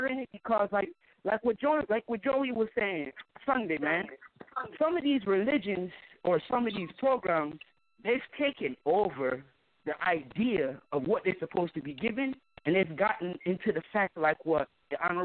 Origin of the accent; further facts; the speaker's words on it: Detroit, Michigan, United States; I live in Detroit, Michigan, all right? My mother is from Detroit. My father from Jamaica. And I grew up here in Detroit